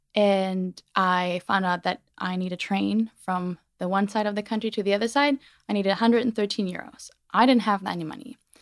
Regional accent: Germany; moved away; born and raised in Germany

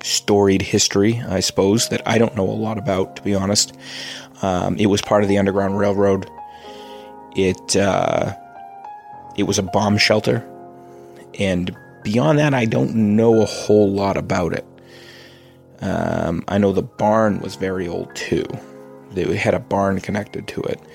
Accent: Massachusetts, United States; We're from Massachusetts

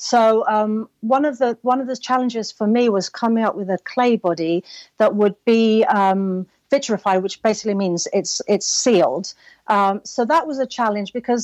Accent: London, United Kingdom; moved away as an adult; now in Los Angeles, United States; I'm originally from London, but I now live in Los Angeles.

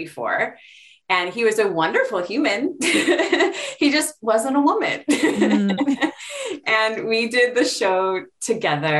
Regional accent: Honolulu, Hawaii, United States; we're born and raised in Honolulu, Hawaii

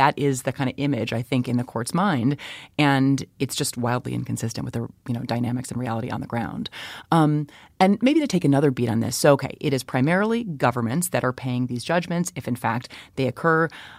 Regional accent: Chicago, Illinois, United States; My hometown of Chicago

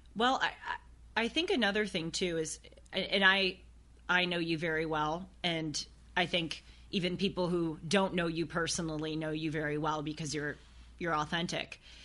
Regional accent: United States; I was born in the United States of America.

